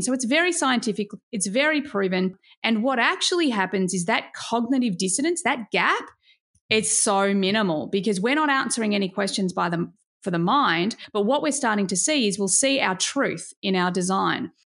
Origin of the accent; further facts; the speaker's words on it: Australia; as an Aussie